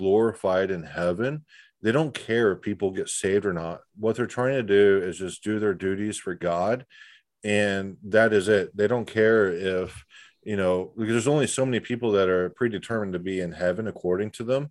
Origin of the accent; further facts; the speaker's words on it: Florida, United States; now in Texas, United States; I live in Texas. I was born in Florida. You know, I spent a lot of time in the South